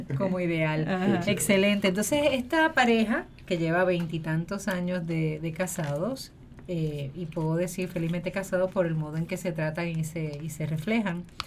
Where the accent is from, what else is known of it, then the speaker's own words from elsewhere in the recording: Guaynabo, Puerto Rico; soy de Guaynabo, como como Alfredo dijo. Esto, mis, y mis dos familias son de Guaynabo